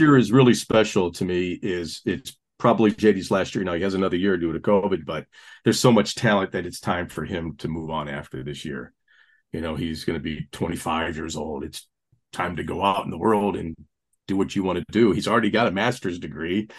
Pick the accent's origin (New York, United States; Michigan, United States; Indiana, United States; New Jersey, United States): Indiana, United States; Gary; Catholic kid from the Rust Belt, you know, growing up in the Gary, Indiana area